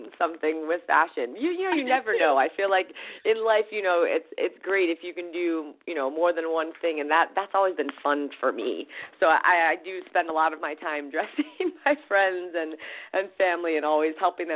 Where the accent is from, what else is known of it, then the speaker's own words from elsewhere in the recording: Florida, United States; now in Hawaii, United States; I was born in Florida and living in Hawaii.